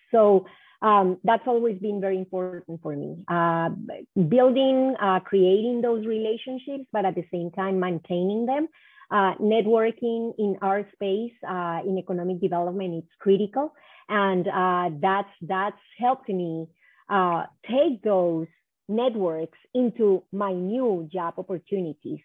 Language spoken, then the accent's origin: English; Cali, Valle del Cauca, Colombia; moved away as an adult; also born or lived in New York, United States; now in Minnesota, United States; I'm from Cali, Colombia